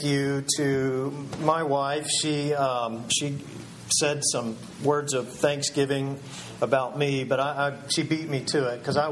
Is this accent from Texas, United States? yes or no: yes; Texas, United States; I'm a Texan